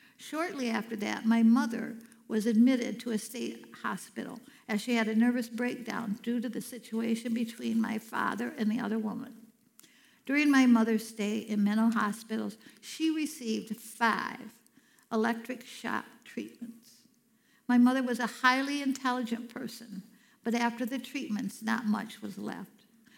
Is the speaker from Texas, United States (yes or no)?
no; Cadillac, Michigan, United States; also born or lived in Chicago; I was born in Chicago while my parents were attending Moody Bible Institute. After they graduated, we moved to Cadillac, Michigan.